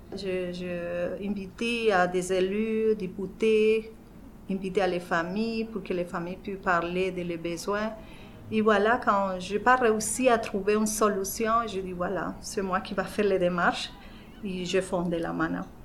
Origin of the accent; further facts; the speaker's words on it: Colombia; French is a second language; moved away as an adult; now in Verdun, Canada; je suis colombienne.